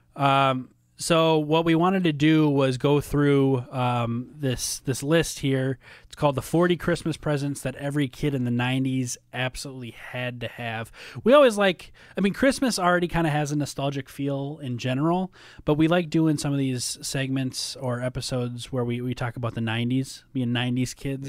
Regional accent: Minnesota, United States; also born or lived in Tennessee; now in Chicago, United States; growing up in Minnesota

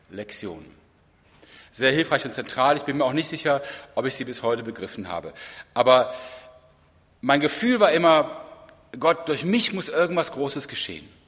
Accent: Rhineland, Germany; Im Rheinland, wo ich herkomme, ist das schon besser, da gibt es auch Beregnungsanlagen.

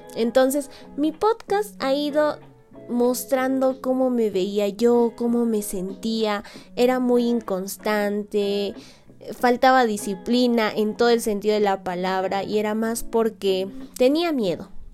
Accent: Peru; soy peruana de nacimiento y amante de mi cultura

